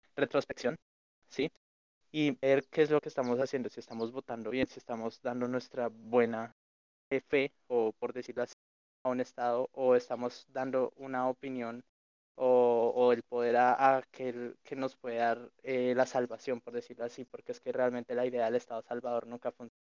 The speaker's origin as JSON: {"language": "Spanish", "country": "Colombia", "said": "nosotros como colombianos"}